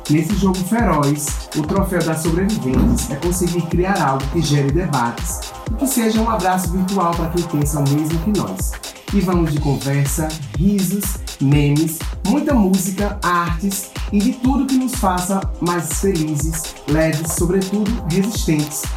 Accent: João Pessoa, Paraíba, Brazil; sou jornalista, sou de João pessoa, Paraíba

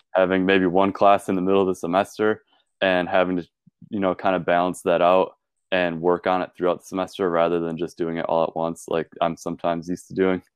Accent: Ripon, Wisconsin, United States; also born or lived in Green Bay, Wisconsin; I'm from Ripon, Wisconsin.

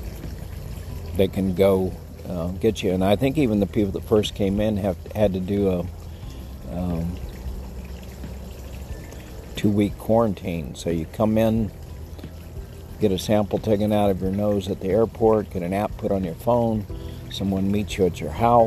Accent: Texas, United States; I'm a Texan

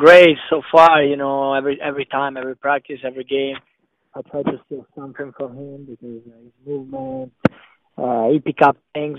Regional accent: Italy; English is a second language; moved away as an adult; now in United States; So I came from Italy. There's less physical.

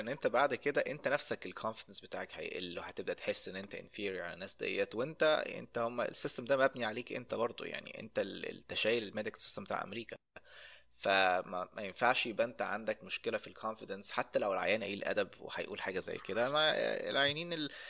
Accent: Egypt; moved away as an adult; now in United States; انا من مصر

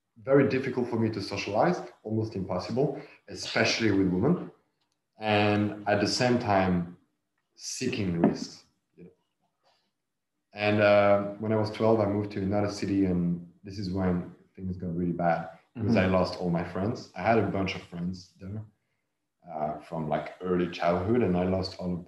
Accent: south of France, France; I grew up in the south of France

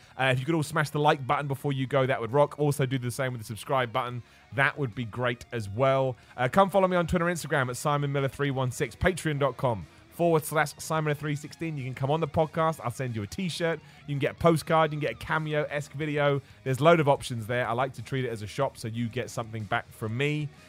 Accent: Texas, United States; I'm from Texas, and the Von Erichs were rock stars here.

